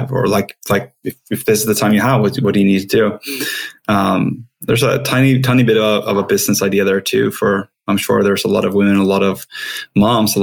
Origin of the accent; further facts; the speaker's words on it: Sweden; English is a second language; I'm Swedish. I'm not sure if everyone hears my accent